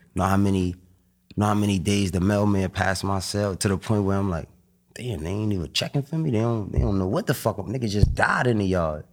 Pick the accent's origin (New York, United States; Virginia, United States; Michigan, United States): New York, United States; New York City; Growing up in Harlem